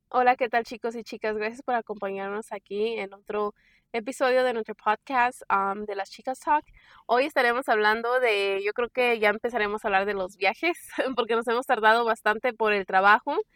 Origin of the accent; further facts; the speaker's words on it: San Miguel de Allende, Guanajuato, Mexico; now in Raleigh, United States; nosotros somos de San Miguel Allende